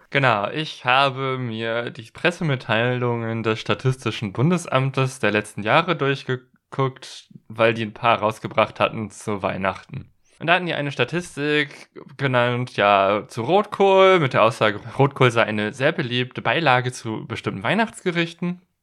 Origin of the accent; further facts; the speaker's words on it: western Germany, Germany; da, wo ich herkomme, das ist so im Westen Deutschlands, aus einem Gebiet, das so ein bisschen katholisch ist, äh, geprägt war